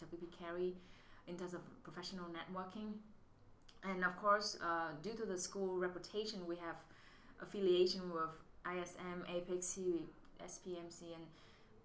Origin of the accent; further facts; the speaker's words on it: Southern Vietnam, Vietnam; moved away as an adult; also born or lived in Singapore; now in United States; So I'm from Vietnam. I was born in the central and my family moved south when I was 6